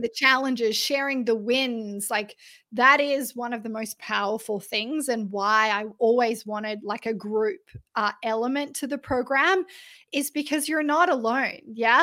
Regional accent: Australia; I'm Australian

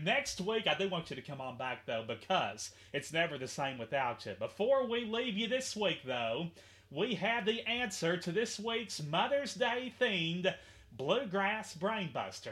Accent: Henderson, Kentucky, United States; a teacher here in my hometown of Henderson, Kentucky

